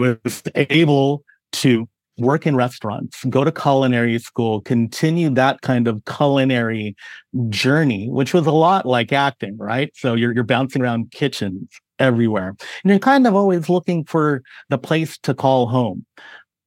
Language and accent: English; San Francisco Bay Area, California, United States; moved away; I grew up in California, where culinary influences were everything from my Filipino heritage to the Mexican barrio to everything you could imagine in the San Francisco Bay Area.